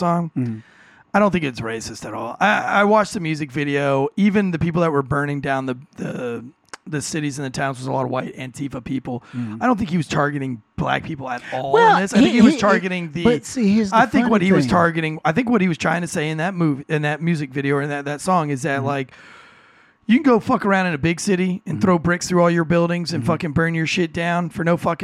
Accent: Florida, United States; I was born in Florida

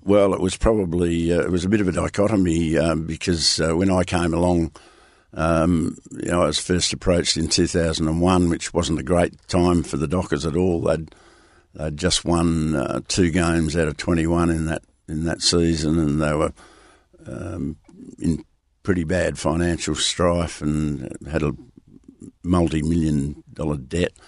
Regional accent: Merredin, Western Australia, Australia; now in Perth, Australia; I grew up in Meriden

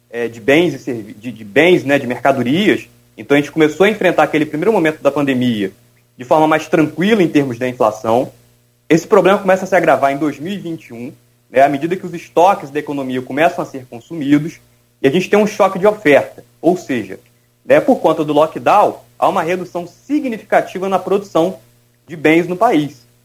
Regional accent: Espírito Santinho, Rio de Janeiro, Brazil; sou de Espírito Santinho, ali perto de Santa Maria.

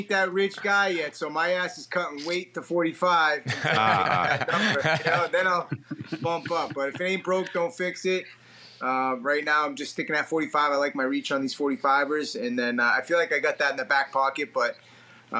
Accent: New England, United States; I'm from New England.

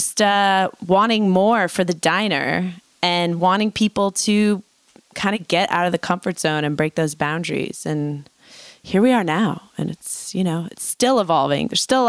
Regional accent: New York City, New York, United States; I mean, I grew up in New York City, which was amazing

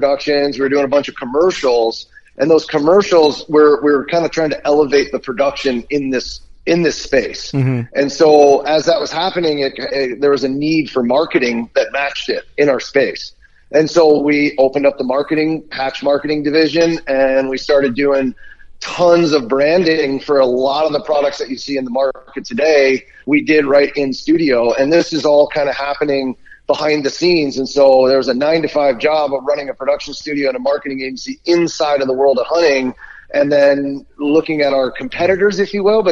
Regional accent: Pennsylvania, United States; I grew up in Pennsylvania

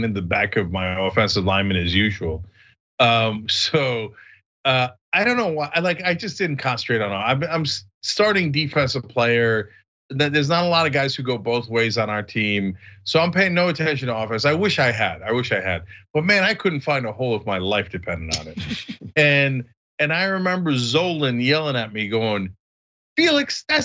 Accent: East Brunswick, New Jersey, United States; my hometown, East Brunswick

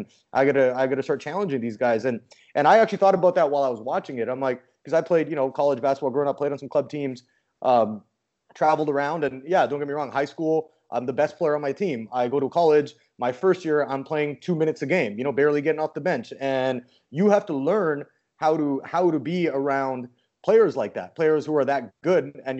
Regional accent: Canada; I mean, I grew up in Canada, so I mean, you know, we didn't have access like that.

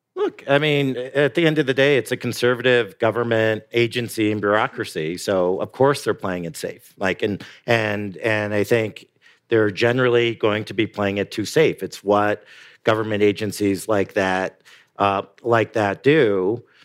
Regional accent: Canada; now in United States; I'm Canadian

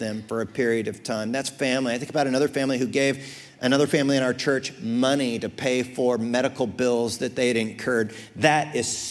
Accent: United States; I'm American way second

